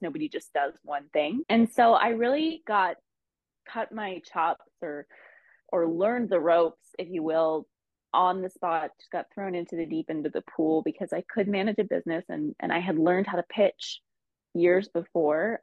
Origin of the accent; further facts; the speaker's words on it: Ohio, United States; moved away as an adult; also born or lived in Los Angeles; I actually moved back to my home state of Ohio for about a year